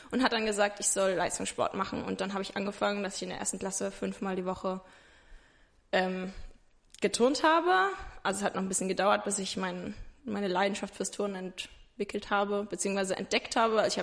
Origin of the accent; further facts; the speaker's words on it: Ingelheim, Rhineland-Palatinate, Germany; ich bin 21, ich komme aus Ingelheim, das ist bei Mainz.